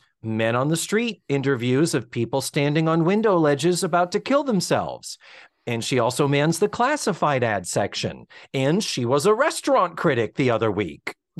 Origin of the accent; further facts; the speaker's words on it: New York, United States; because I've been in Peekskill the last 9 years. And, you know, I grew up in New York.